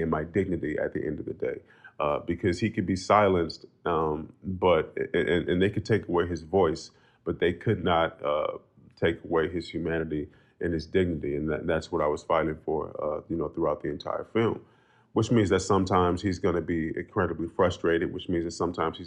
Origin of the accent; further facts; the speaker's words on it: Oakland, California, United States; I grew up in Oakland, California, not even a mile away from DeFermi Park